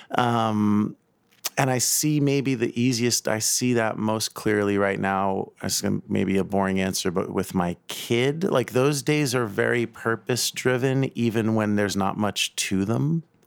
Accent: New York City, New York, United States; I grew up in South Brooklyn and Staten Island

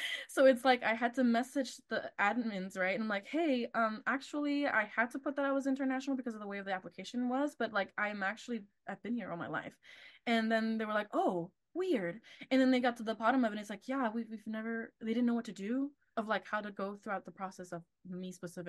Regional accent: Texas, United States; also born or lived in Argentina; being Latina is another one too, of like specific Latina in from a specific Latin American country of Argentina is very different to where I grew up. In Texas, it's mainly Mexican or like Central American, like countries.

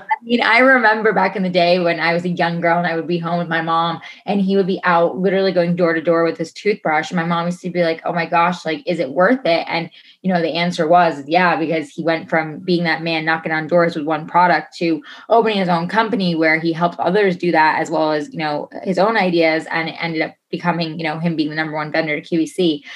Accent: New York, United States; moved away as an adult; I'm originally from New York. So um, I moved out here on my own 10 and a half years ago

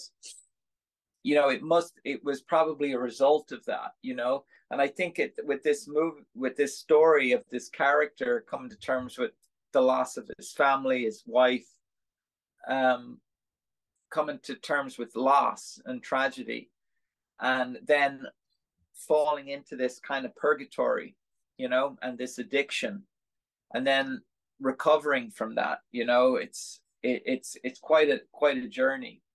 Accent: Dublin, Leinster, Ireland; moved away as an adult; also born or lived in California, United States / New York, United States; now in United States; I'm from Dublin

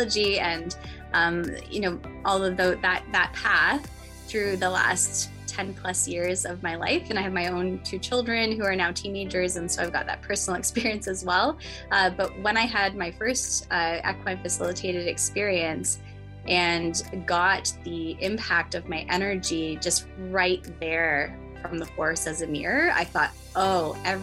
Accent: Guelph, Ontario, Canada; I am from Guelph, Ontario, Canada.

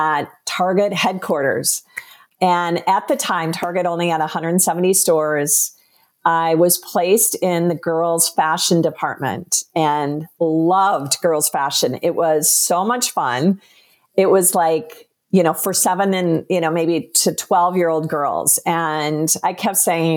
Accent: Minnesota, United States; I grew up in Minnesota

